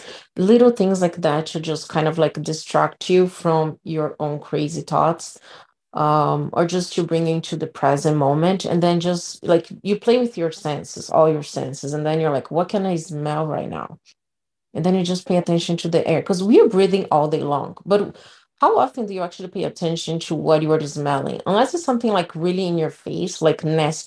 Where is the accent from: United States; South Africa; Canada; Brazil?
Brazil; moved away; I grew up in Brazil